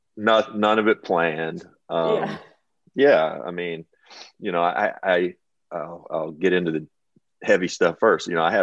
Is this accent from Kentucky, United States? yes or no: yes; Kentucky, United States; I'm from Kentucky.